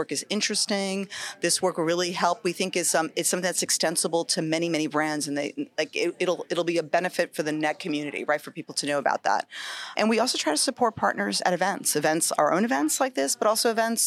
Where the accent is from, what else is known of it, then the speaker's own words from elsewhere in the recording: New York, United States; I grew up in New York, so like a lot of New York kids